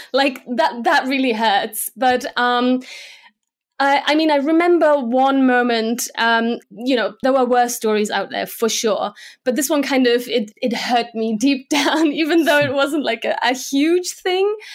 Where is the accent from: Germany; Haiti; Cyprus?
Germany; first language Slovak; English is a second language; moved away as an adult; also born or lived in Slovakia / United Kingdom; now in Munich, Germany; we moved to Germany, and I grew up there